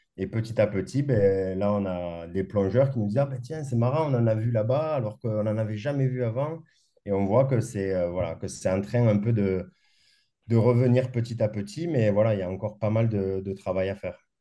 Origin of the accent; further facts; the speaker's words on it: Castres, Occitania, France; moved away as an adult; also born or lived in Morbihan / Perpignan; j'ai grandi à Castres, donc un peu loin de la mer